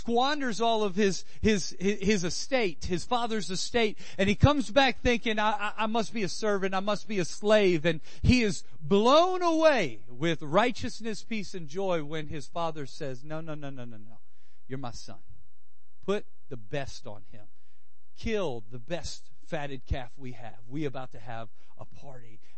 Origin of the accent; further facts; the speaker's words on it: Louisiana, United States; I'm from Louisiana. We grub. Us Cajuns know how to cook something